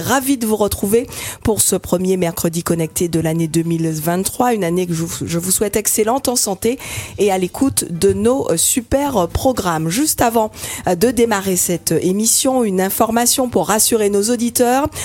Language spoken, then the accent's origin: French; Martinique; chez nous en Martinique